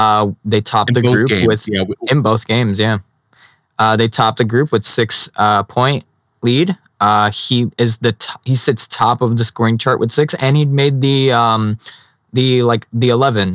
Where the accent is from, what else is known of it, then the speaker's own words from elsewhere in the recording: Chicago, Illinois, United States; accent: Chicago; People tell me I have a Chicago accent. I don't hear it personally